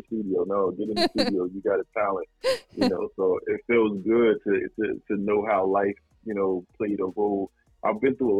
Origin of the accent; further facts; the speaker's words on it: Newark, New Jersey, United States; Brick City all day, yes.